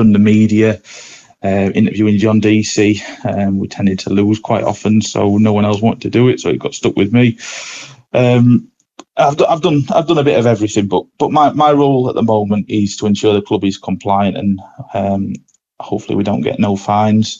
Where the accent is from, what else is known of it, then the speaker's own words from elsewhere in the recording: Scarborough, Yorkshire and the Humber, United Kingdom; It's my hometown club